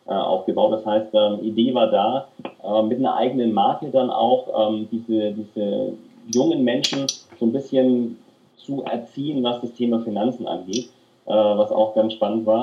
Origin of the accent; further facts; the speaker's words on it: Nuremberg, Bavaria, Germany; ich bin in Nürnberg aufgewachsen und habe auch in den Jugendmannschaften vom ersten FC Nürnberg gespielt.